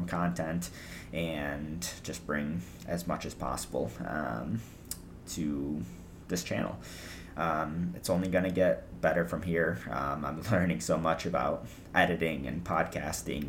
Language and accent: English; United States; I'm from America